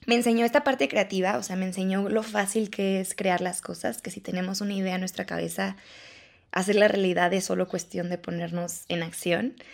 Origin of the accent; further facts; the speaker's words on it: León, Guanajuato, Mexico; yo soy de León